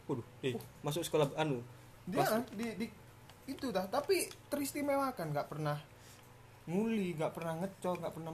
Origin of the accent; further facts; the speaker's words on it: Java, Indonesia; tempat saya kan saya kan asli Jawa nih mas